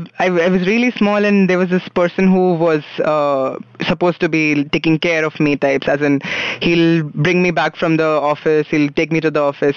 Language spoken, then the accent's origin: English; Nagpur, Maharashtra, India; moved away; I grew up in Nagpur.